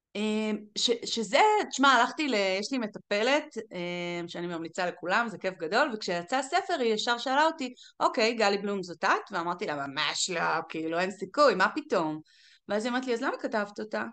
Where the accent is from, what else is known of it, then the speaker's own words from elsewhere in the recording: Galilee, Northern District, Israel; moved away as an adult; now in Las Vegas, United States; גדלתי בגליל